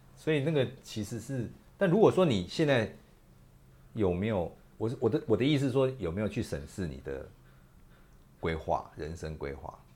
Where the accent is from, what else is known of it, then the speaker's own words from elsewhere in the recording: Taiwan; 我是台湾人然后我生活在这块土地